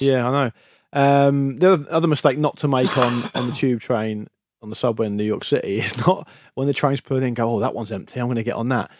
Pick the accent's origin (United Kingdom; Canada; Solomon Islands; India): United Kingdom; Gosport, South East England; now in London, United Kingdom; Fairham, just next to Gosport where I'm from.